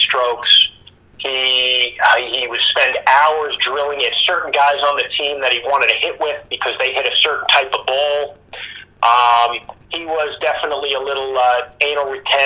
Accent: New Jersey, United States; moved away as an adult; also born or lived in Austin, Texas; I'm down here from New Jersey, right? I just left a lot of my Italian brothers, a lot of my Jewish friends.

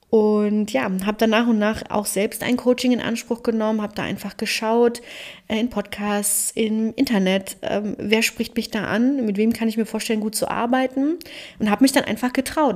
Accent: Cologne, North Rhine-Westphalia, Germany; moved away as an adult; also born or lived in Berlin; Ich bin geborene Kölnerin mit rumänischen Wurzeln und lebe wieder in Köln

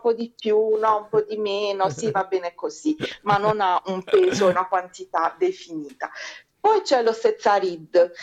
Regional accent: Bari, Apulia, Italy

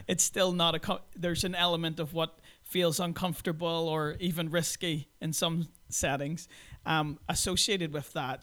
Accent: Belfast, Northern Ireland, United Kingdom; moved away as an adult; also born or lived in Brooklyn, New York / Krasnoyarsk, Russia; I'm originally from Belfast in Northern Ireland.

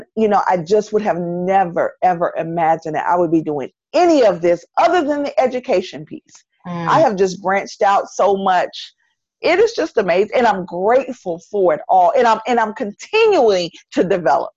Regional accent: North Carolina, United States; accent: Southern; moved away as an adult; also born or lived in Charlotte, North Carolina / Maryland; now in Washington, D.C. area, United States; I sound like I'm from North Carolina because I am from North Carolina

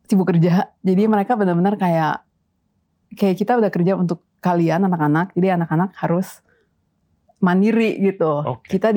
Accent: Jakarta, Indonesia; moved away as an adult; now in Netherlands; Lahir dan gede di Jakarta, terus pertama kali ke uh, ke Belanda itu memang buat kuliah waktu itu.

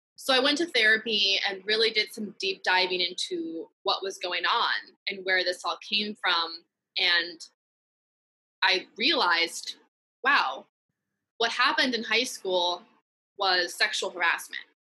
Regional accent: Piedmont, California, United States; I was born and raised in the Bay Area and specifically a town called Piedmont in the East Bay

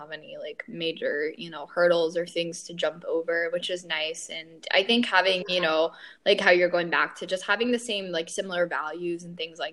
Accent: Atlanta, Georgia, United States; I was born in Atlanta. So born and raised here.

